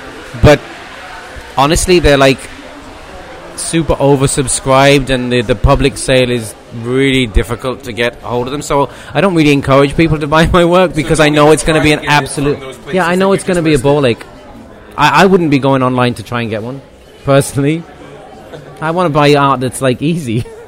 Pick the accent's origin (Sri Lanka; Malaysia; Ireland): Ireland; Cork, Munster; born there; I was born on St. Finbar's Day in St. Finbar's Hospital.